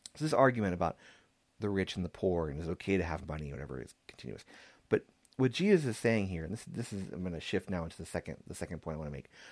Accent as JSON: {"language": "English", "town": "San Antonio", "region": "Texas", "country": "United States", "tie": "born or raised there", "said": "growing up in San Antonio"}